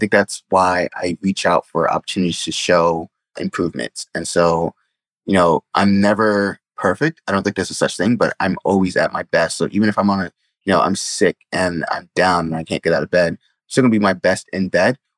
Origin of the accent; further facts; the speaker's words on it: New York City, New York, United States; the Bronx, my area where I grew up, Bronx overall isn't really a great area